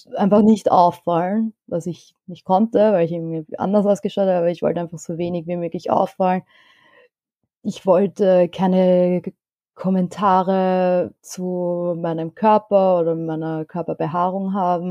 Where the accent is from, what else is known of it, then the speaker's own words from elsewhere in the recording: Vienna, Austria; Ich bin in Wien geboren und aufgewachsen, aber meine Eltern kommen beide aus dem Iran